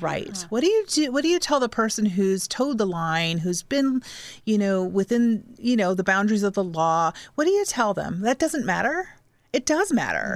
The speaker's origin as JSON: {"language": "English", "town": "Fort Wayne", "region": "Indiana", "country": "United States", "tie": "born or raised there", "said": "parents moved here. They love this community. We stayed. I stayed. I didn't move"}